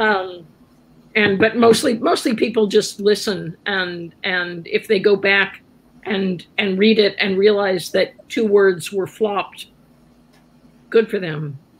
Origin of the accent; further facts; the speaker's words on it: Columbus, Ohio, United States; moved away as an adult; now in San Francisco, United States; I grew up in Columbus, Ohio, which has a lot of history